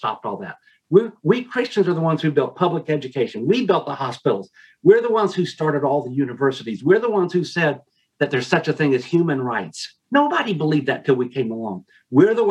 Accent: Smyrna, Tennessee, United States; I grew up in Smyrna, Tennessee, named after the city of Smyrna in the book of Revelation

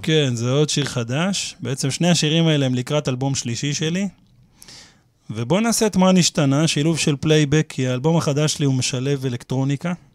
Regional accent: Petah Tikva, Central District, Israel; born or raised there; now in Kiryat Ono, Israel

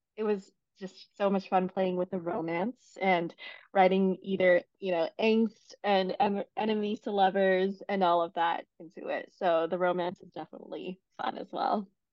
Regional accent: Beijing, China; English is a second language; moved away as an adult; also born or lived in Paris, France; now in United States; I grew up in China and then um, came to the US for college.

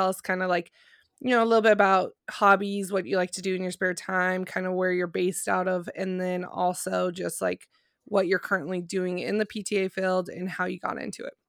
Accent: California, United States; I'm originally from Southern California, so.

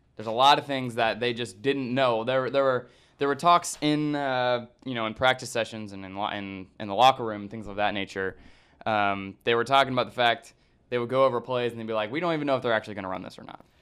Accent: Kansas, United States; I'm from Kansas

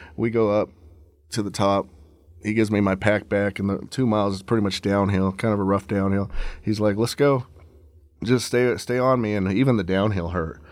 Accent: Leadville, Colorado, United States; I'm originally from Leadville, Colorado

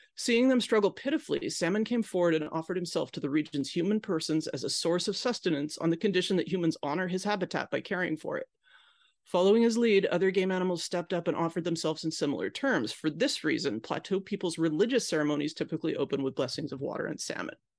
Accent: Pacific Northwest, United States; I grew up in the Pacific Northwest

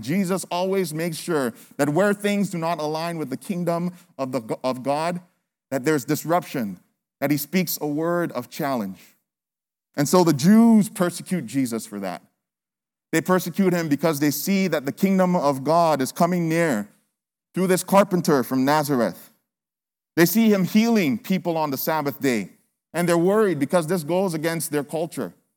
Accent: Nigeria; now in United States; I'm from Nigeria

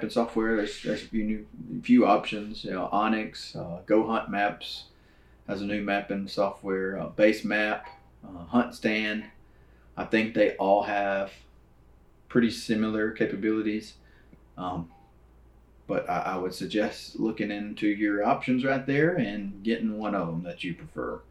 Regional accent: Louisiana, United States; now in Texas, United States; I'm from Louisiana, you know, hunted on hunting clubs, right? River bottoms, and then moved to Texas

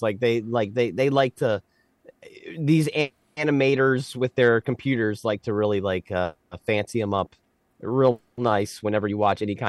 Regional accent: Cecil County, Maryland, United States; we're from Cecil County.

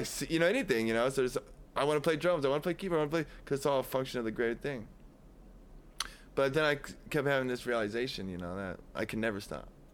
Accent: Davenport, Iowa, United States; I was from Davenport

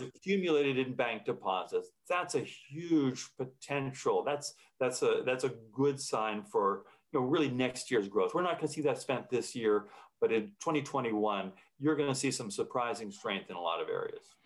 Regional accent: United States; as an American

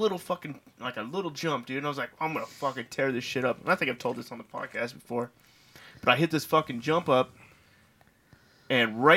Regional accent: Victoria, Texas, United States; I was born in Victoria, Texas

